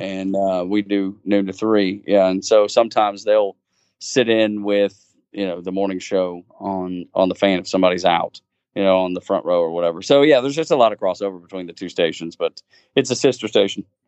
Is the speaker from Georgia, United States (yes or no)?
yes; Dalton, Georgia, United States; born and raised a, a Georgia fan, uh, growing up in Georgia